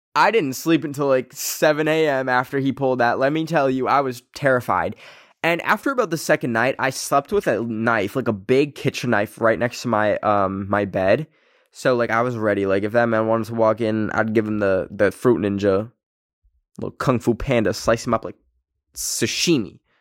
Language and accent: English; Canada; born or raised there